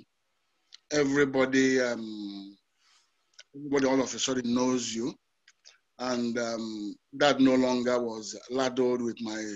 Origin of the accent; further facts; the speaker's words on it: Enugu, Enugu State, Nigeria; also born or lived in Kaduna / Abagana; So we settled in Enugu. I attended my primary school in Enugu, my secondary school in Enugu as well.